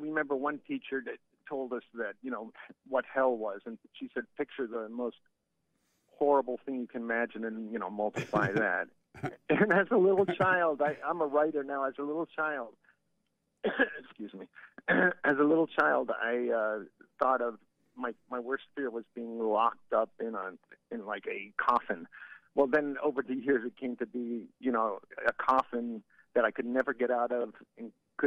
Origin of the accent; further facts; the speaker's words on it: Fort Myers, Florida, United States; accent: deep South; moved away; I related to your accent because I was from Fort Myers, so we had a lot of deep South